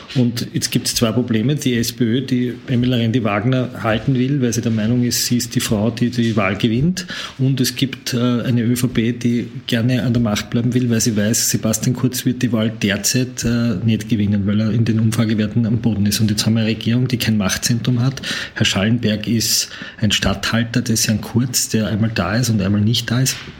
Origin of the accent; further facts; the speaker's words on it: Lower Austria, Austria; in meiner Heimatgemeinde in Niederösterreich